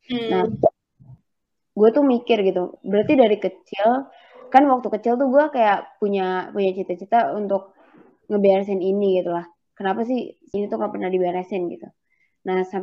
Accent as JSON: {"language": "Indonesian", "town": "Bogor", "region": "West Java", "country": "Indonesia", "tie": "born or raised there", "said": "jadi waktu kecil uh, eh, gue tuh kan dari SD itu tinggalnya di Bogor salah satu tempat di Bogor lah nah di situ uh, eh, di tempat gue ini uh, kayak banyak kali"}